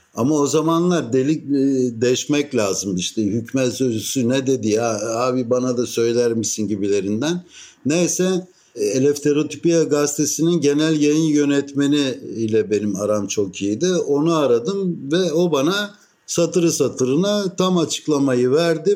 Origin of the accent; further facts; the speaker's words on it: Istanbul, Turkey; now in Athens, Greece; ben İstanbullu bir Rum'um